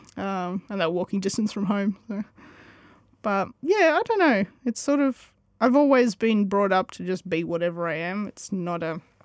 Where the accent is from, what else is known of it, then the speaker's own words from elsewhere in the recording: Woodend, Victoria, Australia; now in Kyneton, Australia; I grew up in Woodend, so yeah, just down the road.